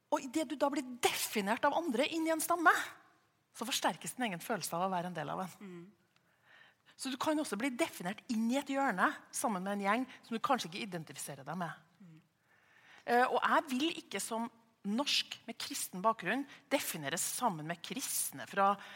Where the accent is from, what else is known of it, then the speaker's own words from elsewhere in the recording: Trøndelag, Norway; jeg identifiserer meg som trønder